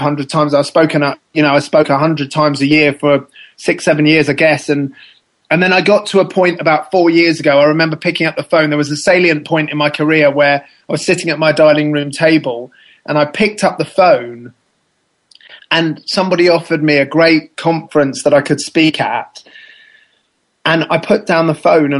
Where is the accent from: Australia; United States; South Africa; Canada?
South Africa; moved away; I was born in South Africa